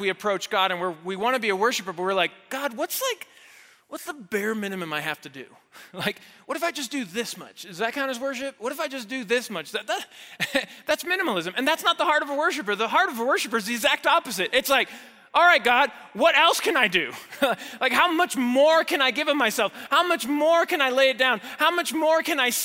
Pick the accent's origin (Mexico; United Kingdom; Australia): Mexico; Mexico City; moved away as an adult; now in United States; I grew up there, I was born and raised in Mexico City. I didn't move to the States until college